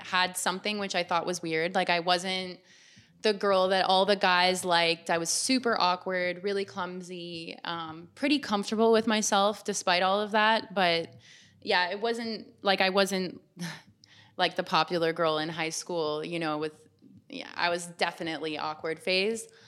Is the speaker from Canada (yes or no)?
yes; Waterdown, Ontario, Canada; I'm from Waterdown, Ontario. It's west of Toronto, small town girl, lots of waterfalls.